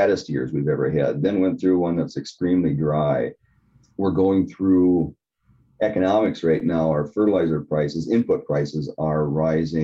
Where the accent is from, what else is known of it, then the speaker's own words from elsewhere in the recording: Granite Falls, Minnesota, United States; I grew up right here in Granite Falls.